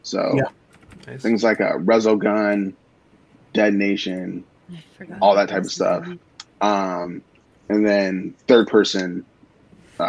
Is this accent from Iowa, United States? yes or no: yes; Des Moines, Iowa, United States; moved away as an adult; now in Charlotte, United States; I'm from Des Moines, Iowa. Recently just relocated to Charlotte